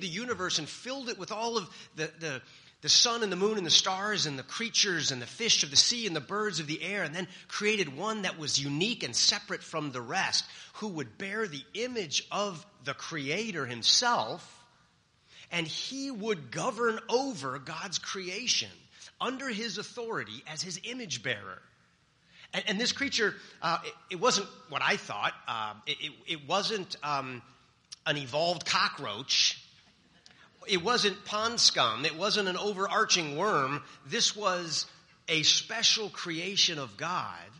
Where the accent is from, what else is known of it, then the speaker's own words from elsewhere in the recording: California, United States; I'm from California, the land of fruits and nuts